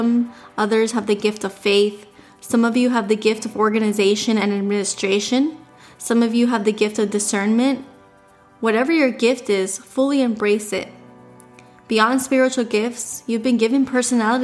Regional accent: Miami, Florida, United States; We were born and raised in Miami

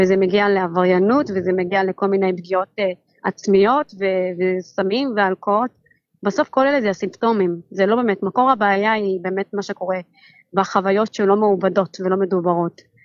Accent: Ramla, Central District, Israel; now in Yavne, Israel; אני מרמלה

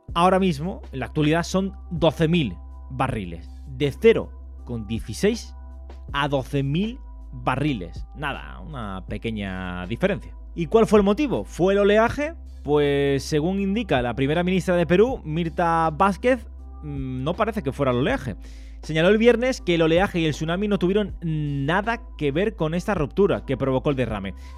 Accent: Andalusia, Spain; aquí en mi tierra

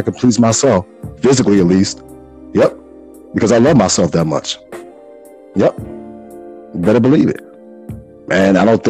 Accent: Chicago, Illinois, United States; as a Chicagoan from the Wild Wild

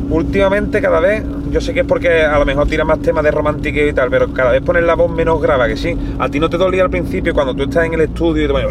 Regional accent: Puerto Rico; nosotros venimos de allá de Puerto Rico

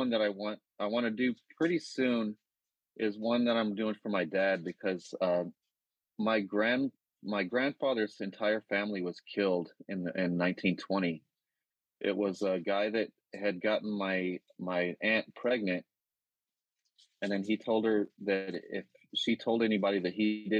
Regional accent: the South, United States; accent: Southern; I had a Southern accent, so the first thing they had me do is work on my Southern accent and get rid of it.

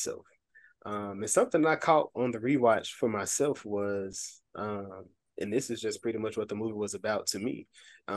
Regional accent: Memphis, Tennessee, United States; now in Little Rock, United States; I am originally from Memphis, Tennessee

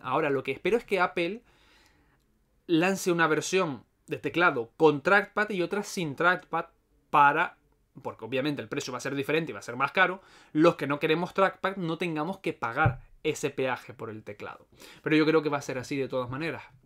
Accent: Las Palmas de Gran Canaria, Canary Islands, Spain; soy de Canarias, en particular de Las Palmas, la mejor isla que hay.

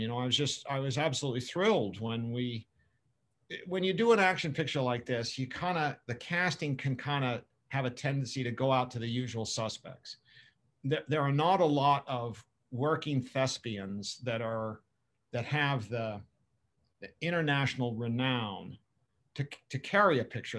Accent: Boston area, New England, Massachusetts, United States; I grew up both in England and in, outside the Boston area in New England.

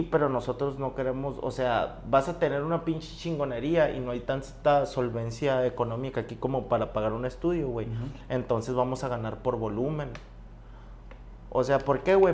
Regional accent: Bacabachi, Sonora, Mexico; mi pueblo

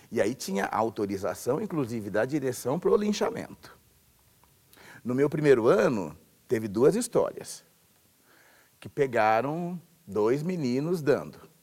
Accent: Tupã, São Paulo, Brazil; nasci em Tupã, interior de São Paulo, interior bem distante, lá no final do estado, chamado de Alta Paulista.

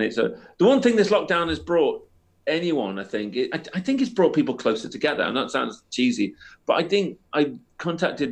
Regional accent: Chester, North West England, United Kingdom; also born or lived in Worcester; now in Liverpool, United Kingdom; I'm from the northwest, so my family are just down the road in Chester.

